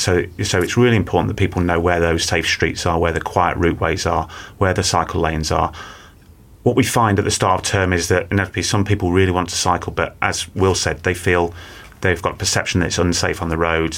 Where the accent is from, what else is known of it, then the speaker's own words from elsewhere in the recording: Manchester, North West England, United Kingdom; I grew up in Manchester, and my parents encouraged me and my two brothers to cycle